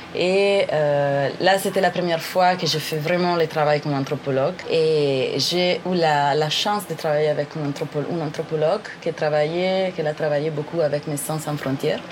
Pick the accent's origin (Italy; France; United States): Italy; northern Italy; French is a second language; je viens de l'Italie. Euh, je viens d'une petite ville dans le nord de l'Italie